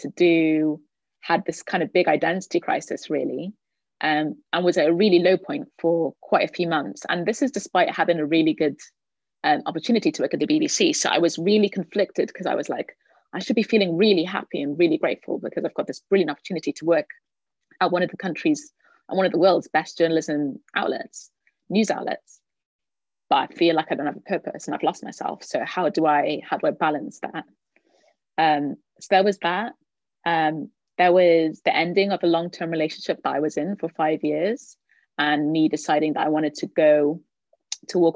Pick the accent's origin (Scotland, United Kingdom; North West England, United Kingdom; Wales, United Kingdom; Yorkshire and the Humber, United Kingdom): Wales, United Kingdom; Cardiff; moved away as an adult; now in London, United Kingdom; I'm from Cardiff, so I thought I'd come home to do that.